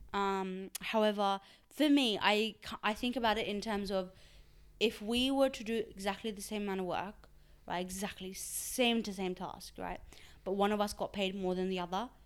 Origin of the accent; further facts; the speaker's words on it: Australia; first language Urdu; English is a second language; also born or lived in Pakistan; I was born in Pakistan, and then I moved to Australia when I, I was eight, and I've been here since then